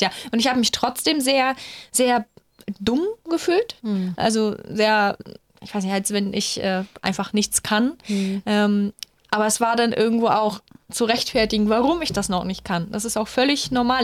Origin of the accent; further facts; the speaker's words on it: Bulgaria; now in Germany; Ich komme aus Bulgarien